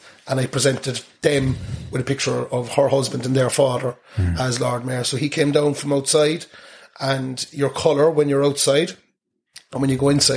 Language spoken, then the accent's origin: English; Ballincollig, Munster, Ireland; I was brought up in Ballincollig